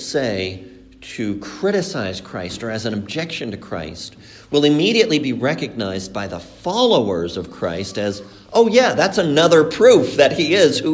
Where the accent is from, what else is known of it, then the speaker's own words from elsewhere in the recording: Mexico; moved away; also born or lived in Colombia; I was brought up in Mexico, but I was born in Colombia